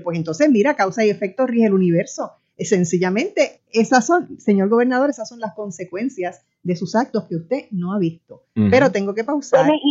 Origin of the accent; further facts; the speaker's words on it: Puerto Rico; una de nosotros y nosotras las puertorriqueñas